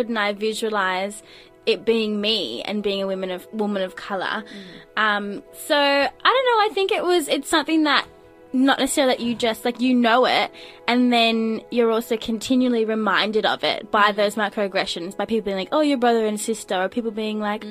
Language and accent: English; Gippsland, country Victoria, Australia; I grew up in Gippsland, so in country Victoria.